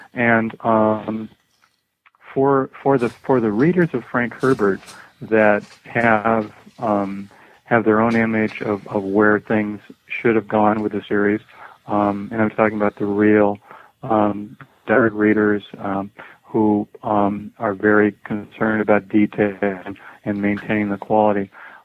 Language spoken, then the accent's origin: English; Ireland; I'm also from Ireland.